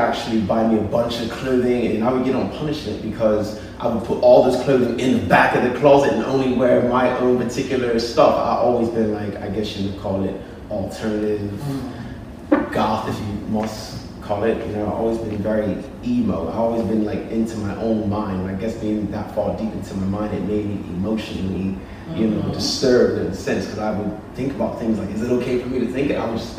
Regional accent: United Kingdom; In the UK.

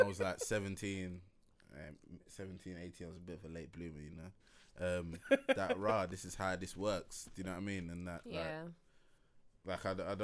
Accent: London, United Kingdom; I'm from London

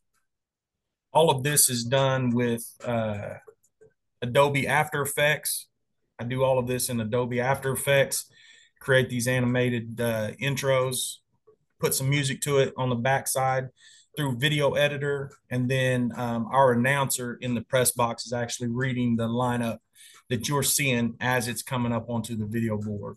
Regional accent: Enid, Oklahoma, United States; my hometown over in Enid, Oklahoma.

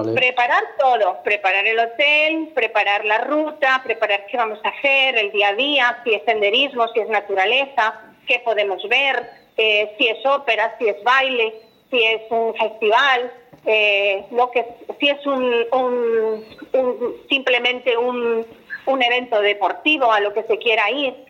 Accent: Galicia, Spain; tengo que tirar para mi tierra y hablar de las playas gallegas

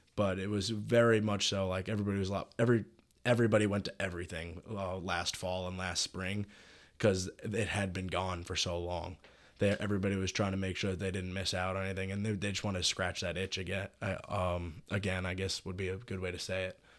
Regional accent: New York City, New York, United States; moved away as an adult; now in Oxford, Mississippi, United States; I'm from New York City

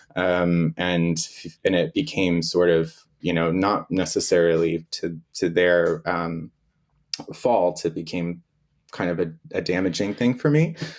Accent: Florida, United States; moved away; I'm originally from Florida, so I was living in Florida

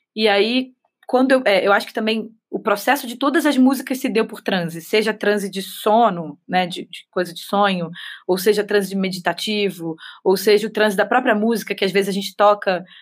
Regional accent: Rio de Janeiro, Brazil; Sou cria de Vila Isabel da Mangueira

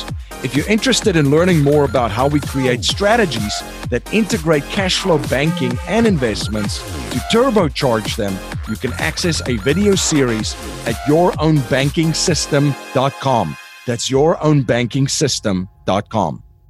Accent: South Africa; And I know that very well growing up in South Africa.

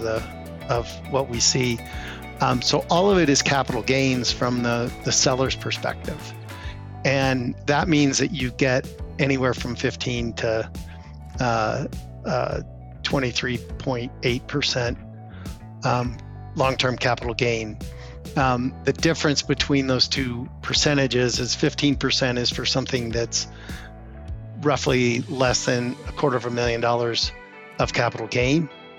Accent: Denver, Colorado, United States; we grew up in Denver, Colorado, and I have not really left the state of Colorado to live for ever

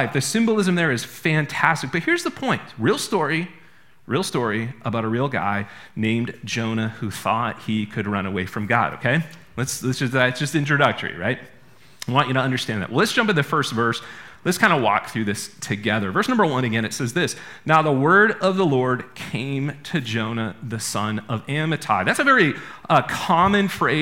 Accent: Maine, United States; I'm from Maine.

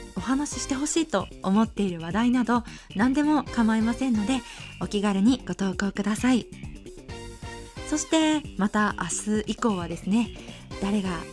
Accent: Osaka, Japan; 大阪生まれ大阪育ちでして生っ粋の関西人です

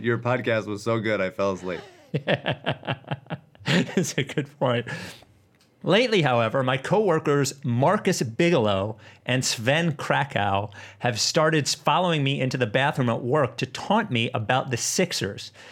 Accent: Perth, Western Australia, Australia; I am from Perth in Western Australia.

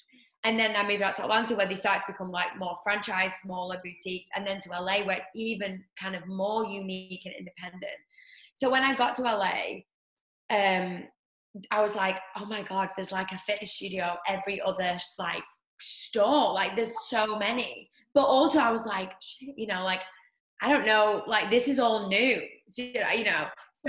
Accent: North West England, United Kingdom; now in Los Angeles, United States; Like underneath Manchester. Okay. So I'm north.

